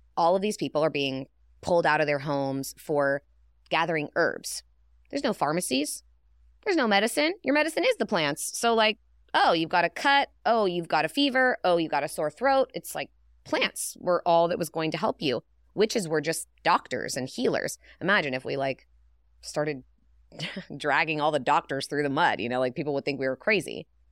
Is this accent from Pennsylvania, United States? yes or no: no; Northern California, United States; I grew up with hippies in Northern California